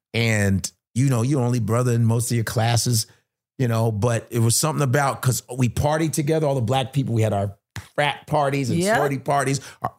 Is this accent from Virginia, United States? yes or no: no; Chicago, Illinois, United States; I'm from Chicago.